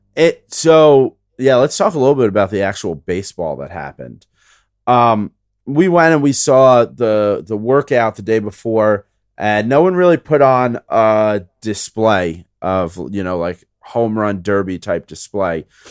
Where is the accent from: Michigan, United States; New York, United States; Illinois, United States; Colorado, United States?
New York, United States; New York City; I grew up in the Bronx